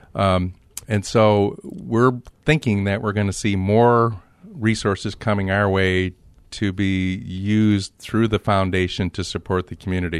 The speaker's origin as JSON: {"language": "English", "town": "Grand Rapids", "region": "Michigan", "country": "United States", "tie": "born or raised there", "also_born_or_lived": "Detroit", "said": "my childhood was spent in Grand Rapids"}